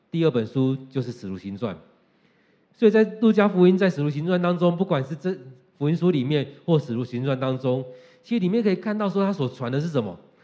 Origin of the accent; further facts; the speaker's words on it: Taiwan; 用我们台湾人来讲的话，就是从台北到全台湾